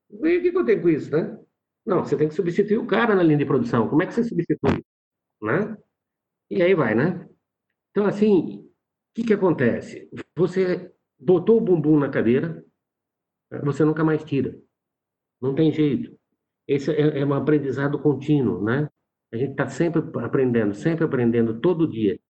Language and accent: Portuguese; São Carlos, São Paulo, Brazil; É, eu sou é, de São Paulo, do interior de São Paulo, né, de São Carlos.